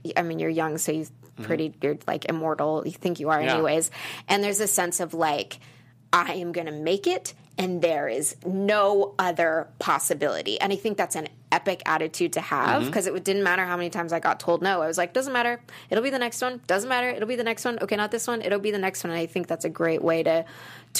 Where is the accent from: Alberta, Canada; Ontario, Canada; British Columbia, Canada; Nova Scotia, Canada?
Alberta, Canada; Calgary; moved away as an adult; now in Los Angeles, United States; I grew up in Calgary, Alberta, Canada